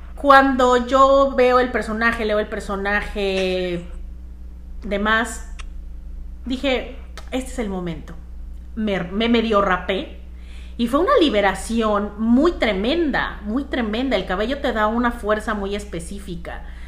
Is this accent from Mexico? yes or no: yes; Mexico; also born or lived in Canada; now in Miami, United States; yo soy mexicana, en mi caso, viviendo en Canadá